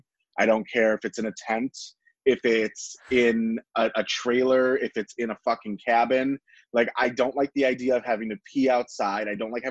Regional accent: Cleveland, Ohio, United States; I grew up in the West Park area of Cleveland

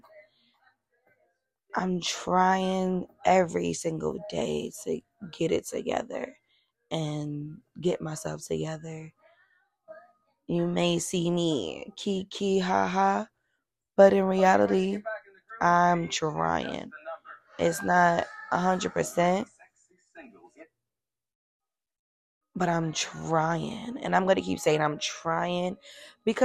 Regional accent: New York, United States; We're from New York

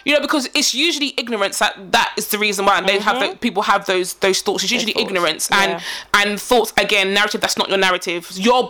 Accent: Ghana; Like, we're Ghanaian, you're Nigerian, we don't like you because you're Nigerian.

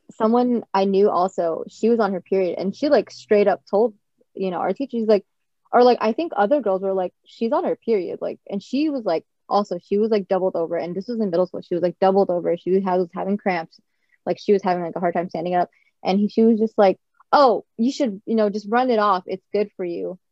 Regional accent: California, United States; also born or lived in Japan; I was born in Japan, but I always grew up in California

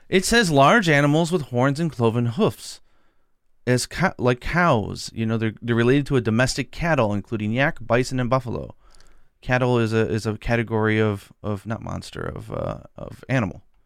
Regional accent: United States; I'm American

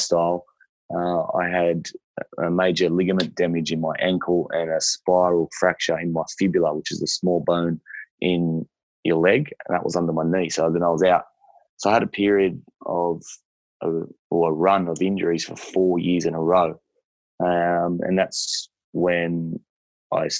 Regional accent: Liverpool, New South Wales, Australia; I grew up in Liverpool on 5 acres

